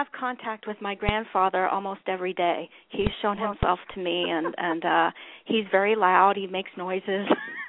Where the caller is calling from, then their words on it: Ohio, United States; I'm calling from Ohio.